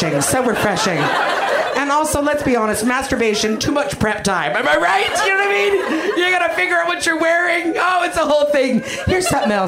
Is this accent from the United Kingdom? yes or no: no; Canada; I'm Canadian. That's something about me that you know. I'm a Canadian human being